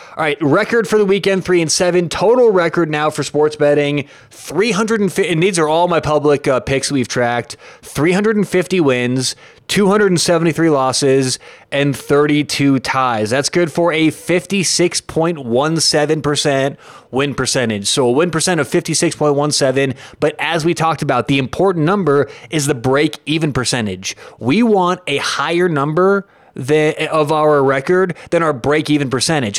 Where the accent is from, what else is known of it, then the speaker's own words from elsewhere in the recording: Denver, Colorado, United States; I am from Denver, Colorado